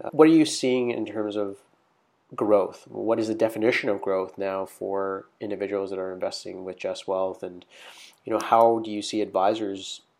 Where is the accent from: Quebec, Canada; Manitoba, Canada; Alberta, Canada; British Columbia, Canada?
British Columbia, Canada; Vancouver; now in Ontario, Canada; You know, I'm coming from Vancouver, British Columbia, and obviously now in Ontario